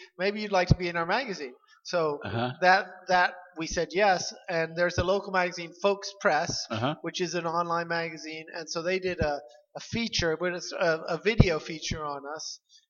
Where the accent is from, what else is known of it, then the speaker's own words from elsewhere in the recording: Dearborn, Michigan, United States; born there; I was born in Dearborn. Let's get specific.